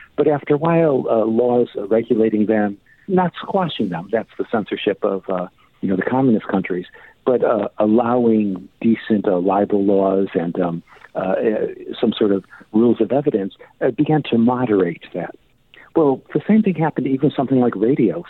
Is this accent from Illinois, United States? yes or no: yes; Chicago, Illinois, United States; now in England, United Kingdom; I grew up in Chicago. I somewhat have my accent, but I lived in uh, uh, England for a long time.